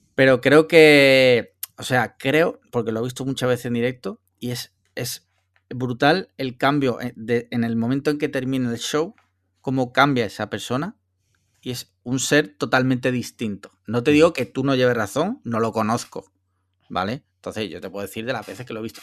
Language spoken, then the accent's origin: Spanish; Andalusia, Spain; yo que soy andaluz